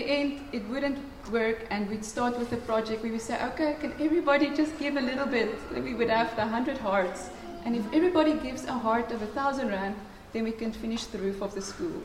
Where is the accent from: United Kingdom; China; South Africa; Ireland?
South Africa; near Pretoria North, Gauteng; moved away; I come from Pretoria North, guys. You know, there, it's rough. It's, well, not from Pretoria, just next to Pretoria North.